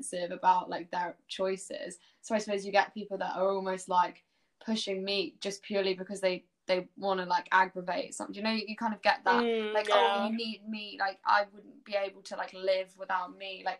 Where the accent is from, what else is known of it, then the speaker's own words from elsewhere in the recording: Brighton, South East England, United Kingdom; Brighton, because that's where I'm from